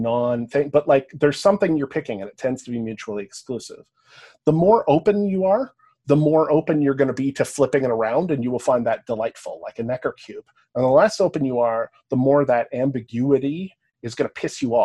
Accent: Canada; accent: Canadian; also born or lived in Cambridge, England; I have a Canadian accent

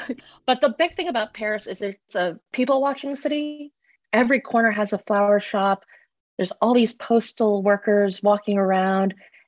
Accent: Russia; also born or lived in Malaysia; I grew up in Russia and Malaysia, so that wasn't too much of a stretch.

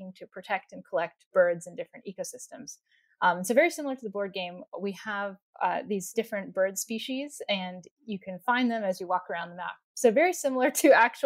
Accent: Bay Area, California, United States; we grew up in the Bay Area, near about an hour south of San Francisco

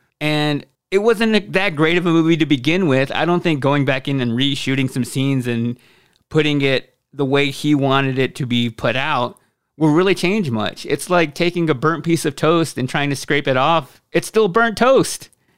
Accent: Michigan, United States; I'm a casual coffee drinker. I grew up in Michigan, so my favorite is Bigby.

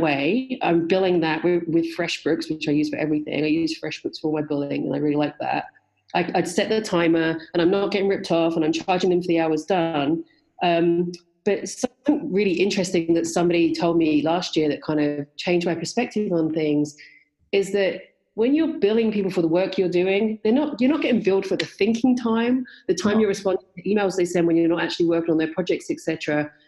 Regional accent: London and the West Country of England, United Kingdom; moved away as an adult; also born or lived in West Country; now in Canada; I grew up in London and in the West Country of England. Um, but I've been living in Canada for 22 years now

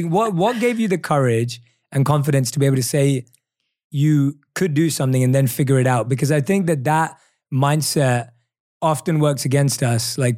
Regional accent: United Kingdom; accent: British; I'm really happy when I get reminded that I still have my British accent.

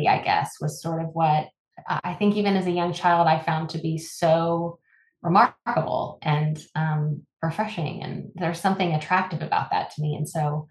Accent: Midland, Texas, United States; I am also a girl from West Texas. I grew up in Midland and oil country

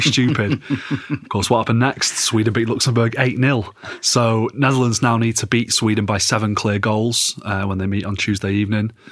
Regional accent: England, United Kingdom; as an Englishman

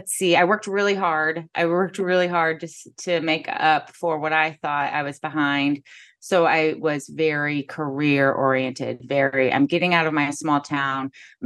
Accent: Kirksville, Missouri, United States; now in St. Louis, United States; I grew up in Kirksville, Missouri. So it's about 4 hours north of St. Louis. My parents are from St. Louis.

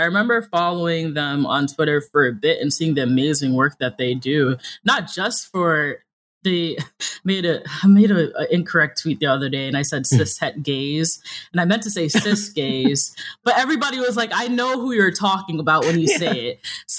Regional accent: New York City, New York, United States; I am from New York City. So I do this thing called code switching

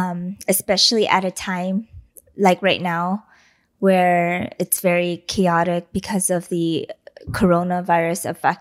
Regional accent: East Los Angeles, California, United States; You and I, we grew up in East LA.

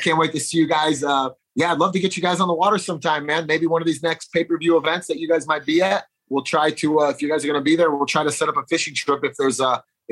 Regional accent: Chicago, Illinois, United States; I'm from Chicago

